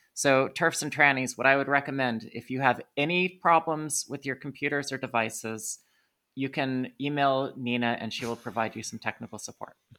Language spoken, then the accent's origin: English; United States; I'm an American